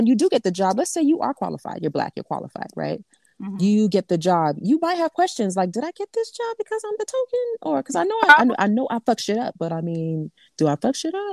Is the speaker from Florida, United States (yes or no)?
yes; South Florida, United States; I'm from South Florida